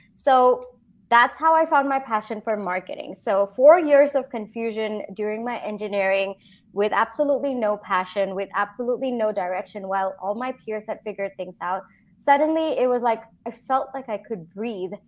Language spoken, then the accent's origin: English; Singapore; moved away as an adult; also born or lived in India; now in United States; I grew up in Singapore, and then I did my engineering in India